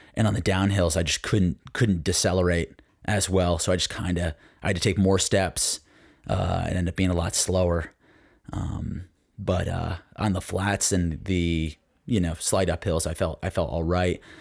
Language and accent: English; Connecticut, United States; growing up in Connecticut